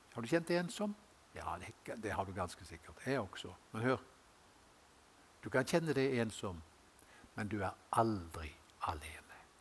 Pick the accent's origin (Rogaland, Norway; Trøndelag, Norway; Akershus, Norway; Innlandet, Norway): Rogaland, Norway; Haugesund; moved away; jeg gikk på Gard skole hjemme i Haugesund